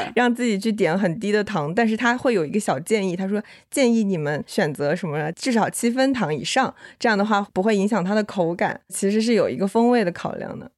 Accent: Wuhan, Hubei, China; 因为我是武汉人

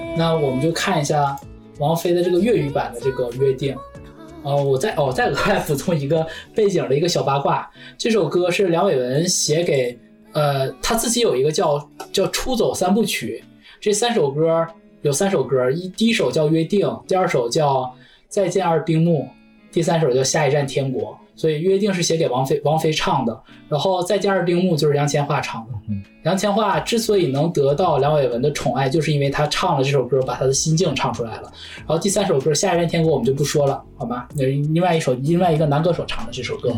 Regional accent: China; 因为很多对于我们中国人来讲，就是太直白了

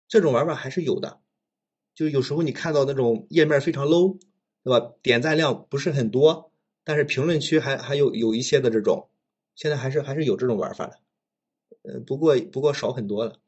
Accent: Shandong, China; also born or lived in Chengdu; 我家是山东的

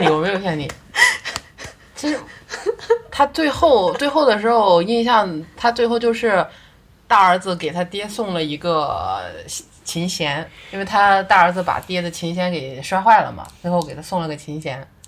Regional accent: Hebei, China; 作为一个河北人，从小听豫剧曲剧长大

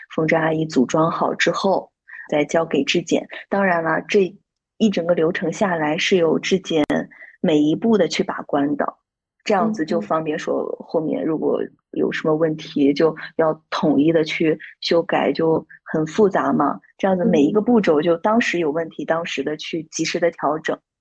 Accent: Shandong, China; also born or lived in Xiamen / Shanghai; now in Qingdao, China; 上海待了两年多，然后现在呢，是在青岛。因为我是山东人嘛，然后在青岛的话，离自己的家乡比较近

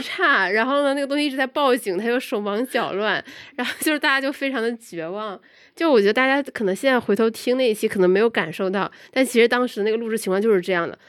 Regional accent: Guangzhou, Guangdong, China; moved away; 我本身是来自广州，我觉得广州的整个生活节奏都特别地舒服

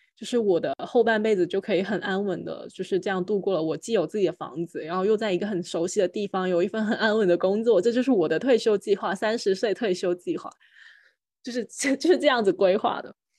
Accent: Guangzhou, Guangdong, China; moved away as an adult; also born or lived in Shenzhen; now in Hangzhou, China; 真诚也，也是在，隶属在广州的一个区嘛，然后我们也可以到广州去上学，而且，呃，虽然我自己，就我，我，我是从小在真诚长大，但是其实我也有很多亲戚朋友其实是在广州的其他区，所以我从小是流连在各个区里面长大的，就每个暑假、寒假都会到别人家里面去住

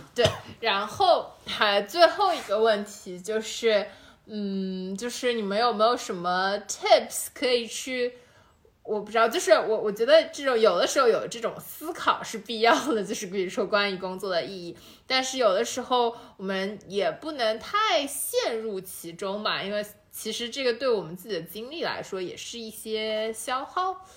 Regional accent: Shanghai, China; 其实哪怕我们都是上海人

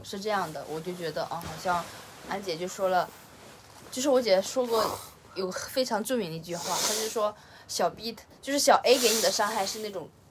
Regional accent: Henan, China; 我本河南人

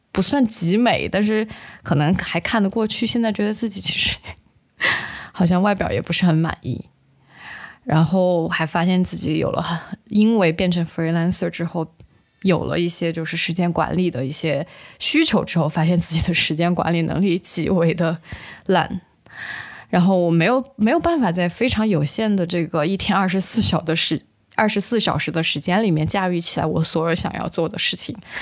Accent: Sichuan, China; 也就是我们四川人常说的

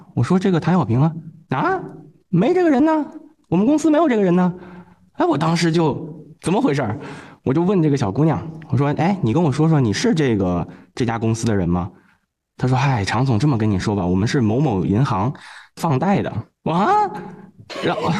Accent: Tianjin, China; 我们天津人说相声报菜名儿

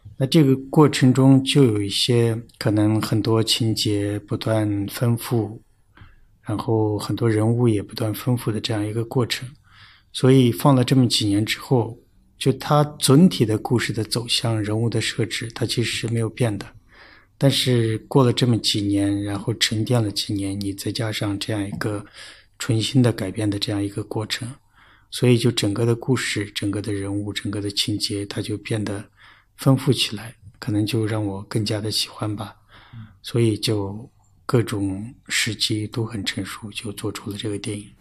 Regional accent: Tibetan areas, China; moved away; 在藏地不会分得那么清楚嗯。但是就我们老家那边就是，呃，宁玛巴嘛啊，因为对。宁玛巴寺院啊什么的。然后我这个名字也是跟宁玛巴有关联的

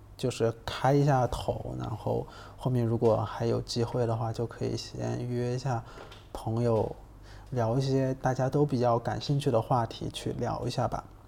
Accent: Hubei, China; moved away; 湖北，嗯，或，武汉或者是在我老家那边，就是我们那边是有汉江的

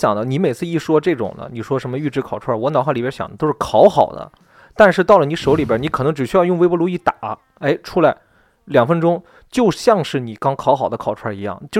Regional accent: Shandong, China; 侮辱我们山东人的，这不是正八经的山东女孩儿

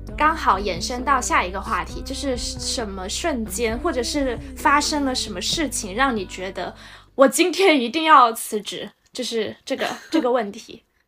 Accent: Shenzhen, Guangdong, China; 我们深圳人最爱聊的就是工作

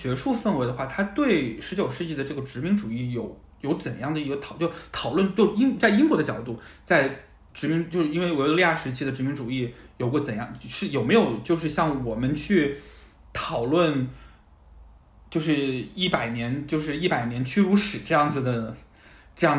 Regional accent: China; 他们就会觉得这是因为我就是中国人有一个 one hundred years humiliation trauma，

